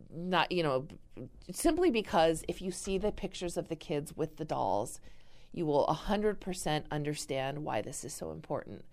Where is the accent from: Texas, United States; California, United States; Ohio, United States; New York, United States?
California, United States; now in Wisconsin, United States; I'm originally from California